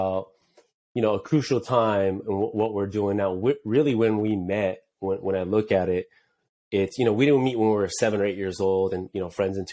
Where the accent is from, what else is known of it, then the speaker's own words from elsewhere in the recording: Anaheim, California, United States; also born or lived in Santa Ana, California; I was born in Santa Ana